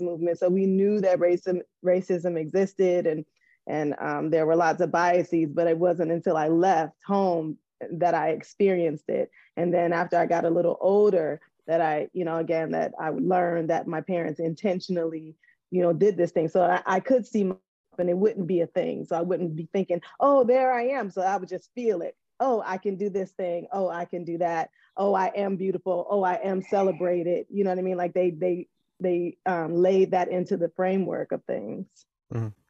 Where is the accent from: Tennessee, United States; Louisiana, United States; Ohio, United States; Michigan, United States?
Michigan, United States; Detroit; I'm from Detroit. So it was mostly black kids in the class and mostly black teachers.